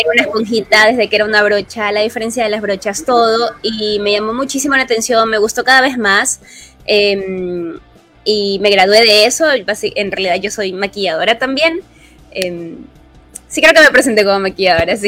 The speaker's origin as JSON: {"language": "Spanish", "town": "Guayaquil", "region": "Guayas", "country": "Ecuador", "said": "soy cosplayer de Guayaquil, Ecuador"}